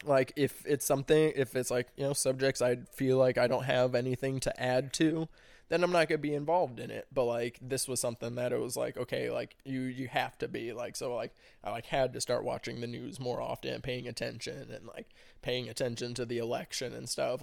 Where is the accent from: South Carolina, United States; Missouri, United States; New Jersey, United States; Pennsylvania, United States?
Missouri, United States; Arnold; also born or lived in Springfield, Missouri; Arnold is, I'd say, hometown just 'cause that's where I spent the most time